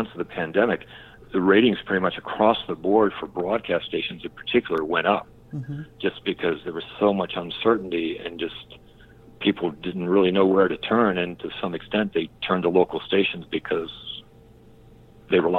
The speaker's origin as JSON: {"language": "English", "town": "Richmond", "region": "Virginia", "country": "United States", "tie": "born or raised there", "moved": "yes", "said": "I applied for a job in Richmond, Virginia, which is my hometown."}